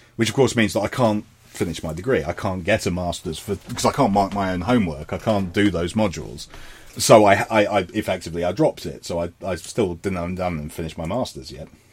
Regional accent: London, United Kingdom; moved away; I am a Londoner.

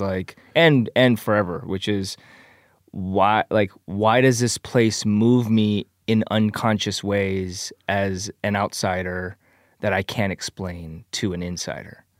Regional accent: Michigan, United States; moved away as an adult; also born or lived in Korea / Canada / Chicago; now in Los Angeles, United States; I was four, uh, and then I grew up in Michigan until I moved to Chicago after college

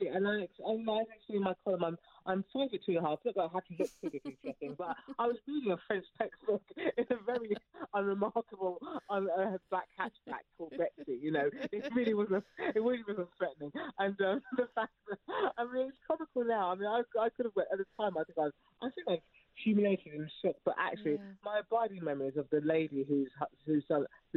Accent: Hertfordshire, East of England, United Kingdom; moved away as an adult; also born or lived in London; now in Oxfordshire, United Kingdom; I didn't grow up in London, I grew up in Hertfordshire, but I moved out to Oxfordshire from London

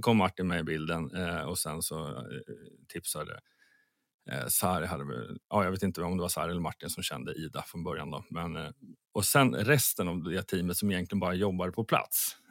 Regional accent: Sweden; Som svensk

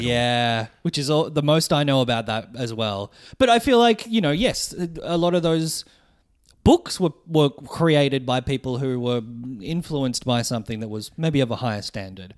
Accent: Melbourne, Victoria, Australia; I'm a comedian from Melbourne

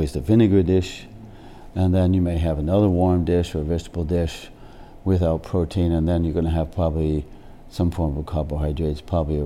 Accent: United States; also born or lived in Jamestown, Rhode Island; I grew up in the States.

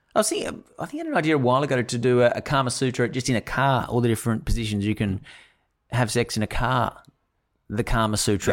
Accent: Sydney, New South Wales, Australia; we grew up in the northern beaches

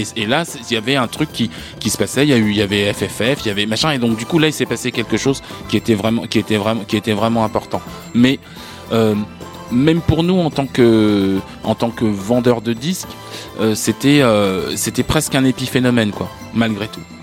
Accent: France; nous en tant que Français, on a grandi avec plein d'a priori

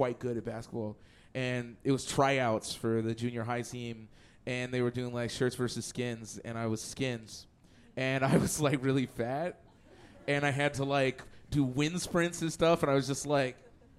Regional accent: Edmonton, Alberta, Canada; moved away; I'm from Edmonton originally

